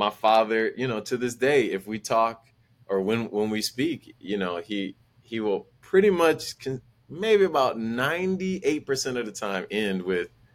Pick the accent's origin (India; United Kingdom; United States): United States; Milwaukee, Wisconsin; growing up in Milwaukee